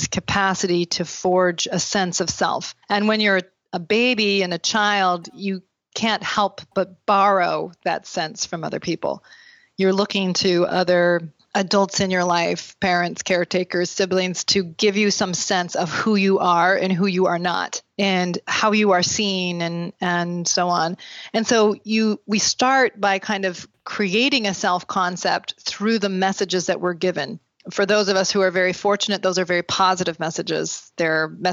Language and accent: English; Burlington, Vermont, United States; also born or lived in Chicago area; now in Chicago, United States; I grew up in Burlington, Vermont in a large Mormon family